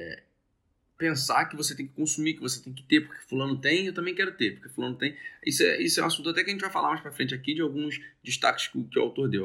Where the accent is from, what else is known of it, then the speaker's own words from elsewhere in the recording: Brazil; a gente nasceu no Brasil